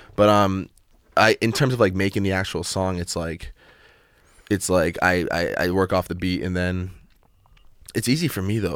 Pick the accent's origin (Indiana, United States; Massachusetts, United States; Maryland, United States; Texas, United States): Massachusetts, United States; I'm from Massachusetts